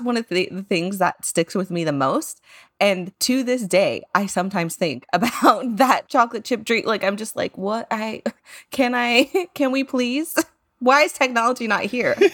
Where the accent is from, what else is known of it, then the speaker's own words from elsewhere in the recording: San Antonio, Texas, United States; growing up in San Antonio was a different experience